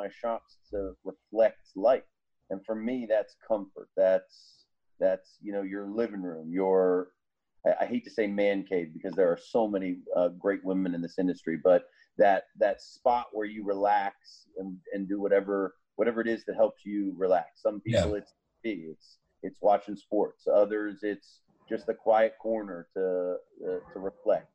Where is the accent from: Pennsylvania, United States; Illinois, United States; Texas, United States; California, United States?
Pennsylvania, United States; now in Virginia, United States; I'm a Yankee, you know, I'm from Pennsylvania